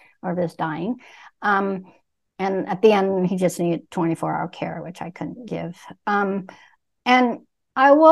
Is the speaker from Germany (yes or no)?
no; Vietnam; moved away; I was born in Vietnam as a Buddhist